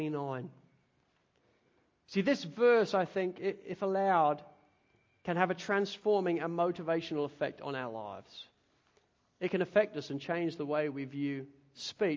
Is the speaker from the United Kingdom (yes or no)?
yes; Spalding, East Midlands, United Kingdom; now in Australia; growing up in Spalding and Lincolnshire, I grew up in the country